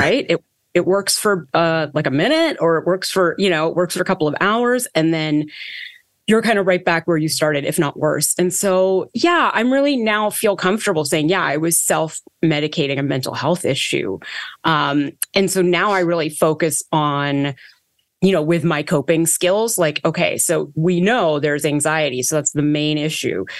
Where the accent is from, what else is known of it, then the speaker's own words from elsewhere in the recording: Toronto, Ontario, Canada; I was born in Toronto, Canada, and kind of grew up as a very, very anxious child of Indian immigrants